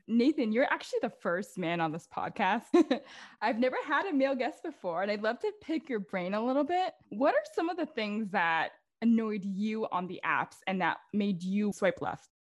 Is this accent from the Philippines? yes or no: yes; Philippines; now in New York, United States; being a Filipino, like our culture is very like distinct